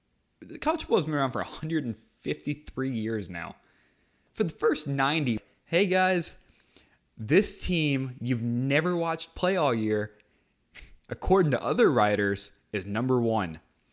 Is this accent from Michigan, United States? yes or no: no; California, United States; But I'm from California, so USC is better than Notre Dame.